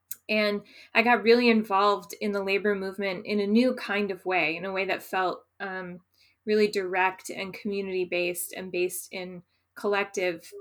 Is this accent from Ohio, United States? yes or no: yes; Ohio, United States; moved away as an adult; also born or lived in Minneapolis / Phoenix, Arizona; I grew up in Ohio, in a really small kind of farming village